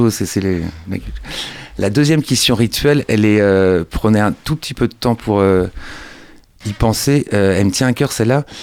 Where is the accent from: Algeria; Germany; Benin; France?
France; Angers, Pays de la Loire; moi, je suis né à Angers.